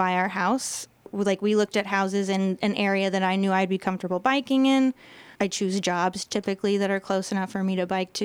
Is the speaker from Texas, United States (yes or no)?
yes; Austin, Texas, United States; moved away; I'm from Austin, born and raised there.